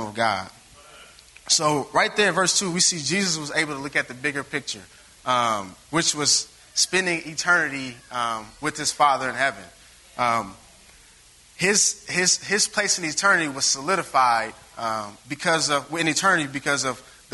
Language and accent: English; Springfield, Illinois, United States; moved away as an adult; now in Chicago, United States; I'm from Springfield, so you know we didn't have a lot of traffic